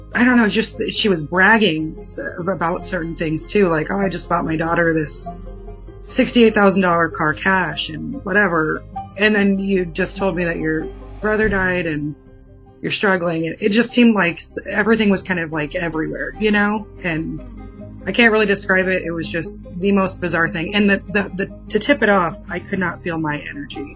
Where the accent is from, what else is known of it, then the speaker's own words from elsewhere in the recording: San Diego, California, United States; I'm from California, um, San Diego